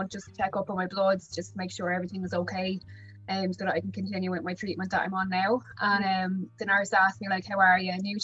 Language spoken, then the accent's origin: English; Wexford, Leinster, Ireland; I'm from Wexford